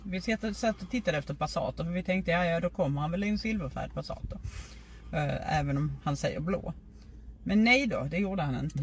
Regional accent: Lund, Skåne, Sweden; Jag är ju från Lund

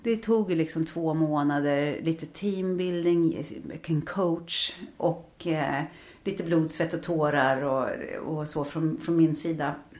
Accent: Trosa, Södermanland, Sweden; now in Stockholm, Sweden; som barn i Trosa var man ju väldigt fri

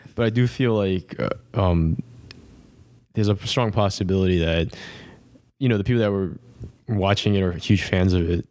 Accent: New York, United States; we're from New York

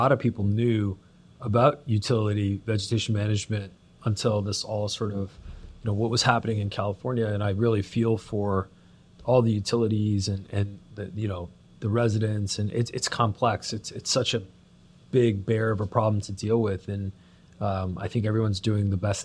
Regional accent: Toronto, Ontario, Canada; I'm Canadian and born and raised in the Toronto, Greater Toronto area

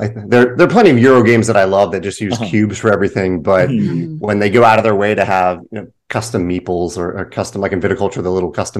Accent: Virginia, United States; now in St. Louis, United States; I'm in St. Louis now. I'm from Virginia, but I'm

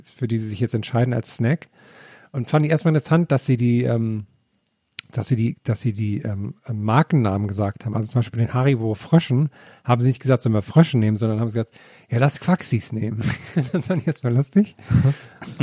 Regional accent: Thuringia, Germany; meiner Kindheit in Thüringen

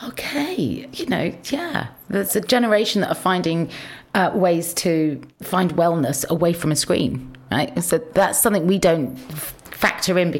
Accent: Midlands, United Kingdom; I grew up in the Midlands

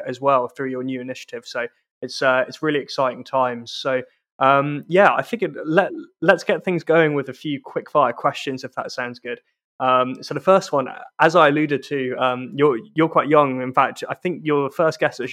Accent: South East England, United Kingdom; also born or lived in London; now in Scotland; despite being Scottish, and you can tell from my accent, I grew up in the southeast of England

